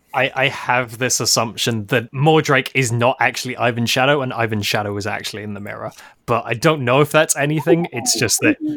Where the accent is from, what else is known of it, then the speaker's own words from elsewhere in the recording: United Kingdom; the benefit of being British